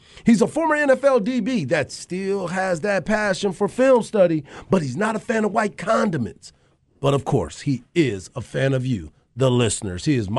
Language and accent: English; Killeen, Texas, United States; I'm born and raised on Fort Hood. I was born at Darnell around all the military people.